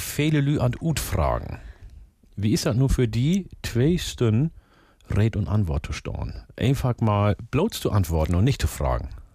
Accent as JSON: {"language": "German", "region": "Northern Germany", "country": "Germany", "said": "hier bei uns in Norddeutschland"}